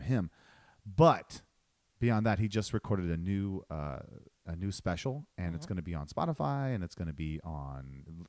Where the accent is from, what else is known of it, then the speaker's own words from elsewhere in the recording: Ohio, United States; moved away; I'm from Ohio